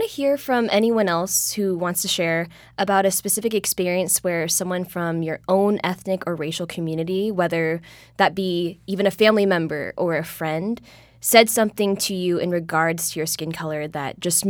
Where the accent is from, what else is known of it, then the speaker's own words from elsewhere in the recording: Philippines; I am also Filipino, so even seeing the Magandang Morenix hashtag was really cool, like 3 years ago.